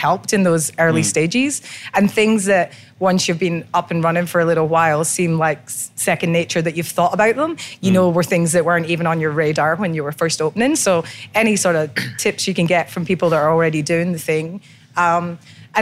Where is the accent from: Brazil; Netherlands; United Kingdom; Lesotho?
United Kingdom; Scotland; moved away as an adult; also born or lived in Sydney; now in Brisbane, Australia; I'm originally from Scotland, emigrated over here about 18 years ago